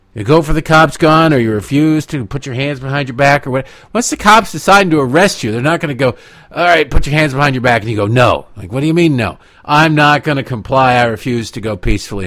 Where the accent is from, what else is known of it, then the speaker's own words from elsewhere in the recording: United States; I'm an American